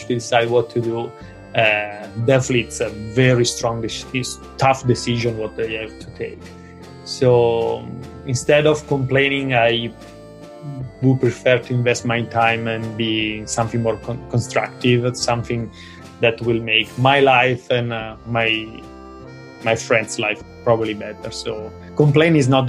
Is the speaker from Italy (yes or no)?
yes; Italy; moved away as an adult; now in Hong Kong; home is Italy